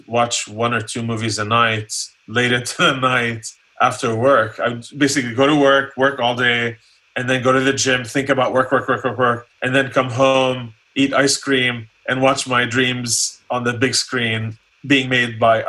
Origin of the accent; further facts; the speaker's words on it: Columbus, Ohio, United States; also born or lived in Jordan; the U.S. when I was 13. And then my parents went back to Jordan when I started college in Ohio. So I grew up in Ohio, mm-hmm. in Columbus.